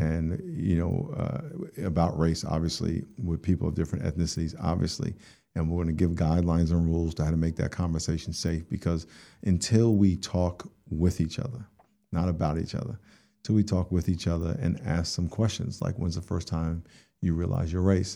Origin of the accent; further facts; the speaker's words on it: New York, United States; I grew up in New York and, uh, grew up in a black neighborhood